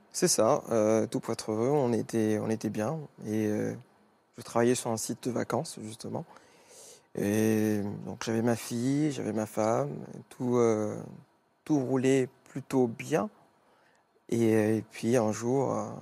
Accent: Mauritius; moved away; je suis mauricien, d'origine mauricienne

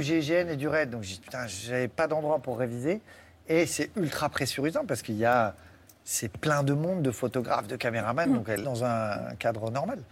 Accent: Saint-Raphaël, Provence-Alpes-Côte d'Azur, France; moved away; Moi, j'étais de Saint-Raphaël

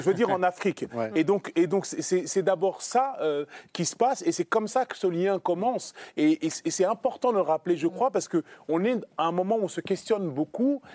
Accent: France; oui, nous sommes des Français.

